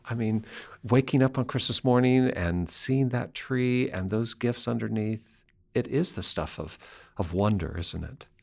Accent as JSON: {"language": "English", "town": "Seattle", "region": "Washington", "country": "United States", "tie": "born or raised there", "said": "Western Washington, where I grew up, are forested hillsides and mountains that are always green"}